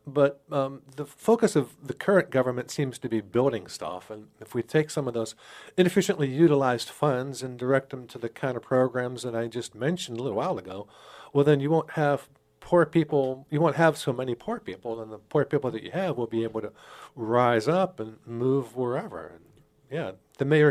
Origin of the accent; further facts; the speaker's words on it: Pittsburgh, Pennsylvania, United States; moved away as an adult; also born or lived in Rochester, New York / Twin Cities, Minnesota; now in Sioux Falls, United States; I grew up in Pittsburgh, Pennsylvania.